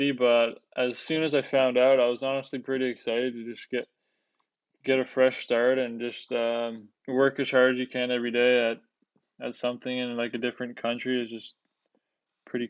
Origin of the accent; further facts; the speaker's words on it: Hamilton, Ontario, Canada; to get drafted by Hamilton was such an experience for me. I think playing in your hometown